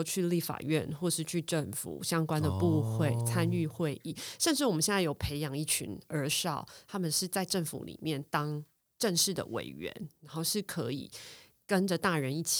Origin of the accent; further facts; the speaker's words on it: Taipei, Taiwan; 因为我自己是万华出生的，我是万华人，在地的万华人